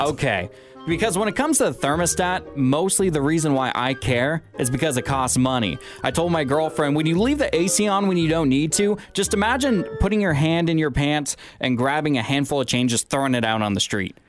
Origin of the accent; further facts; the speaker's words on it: Washington, United States; moved away; my home state of Washington